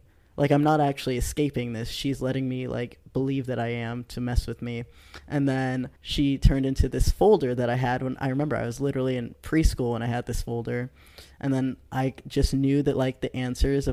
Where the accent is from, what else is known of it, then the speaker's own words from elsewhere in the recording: the Bay Area, California, United States; moved away; I'm from the Bay originally